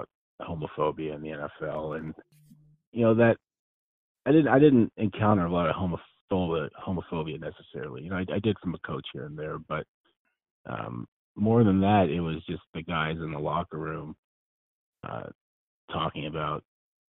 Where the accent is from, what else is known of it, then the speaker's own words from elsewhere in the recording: Northern California, United States; I grew up in Northern California, about 200 miles north of San Francisco.